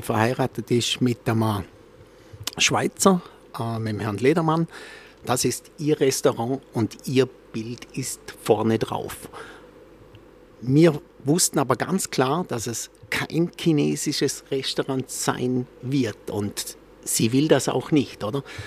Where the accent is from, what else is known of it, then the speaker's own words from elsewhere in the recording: Austria; bei uns in Österreich